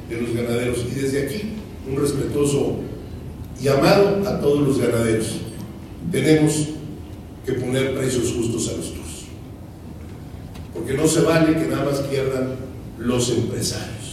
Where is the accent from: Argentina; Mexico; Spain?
Mexico; tenemos que darnos nuestro lugar como mexicanos